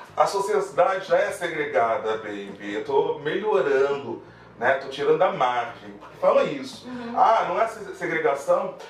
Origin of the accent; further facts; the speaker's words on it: Brazil; a gente como brasileiro